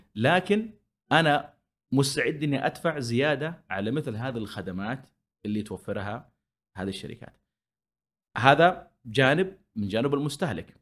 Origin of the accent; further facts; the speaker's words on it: Saudi Arabia; عندنا في السعوديه بحكم احتكاكنا في السعوديه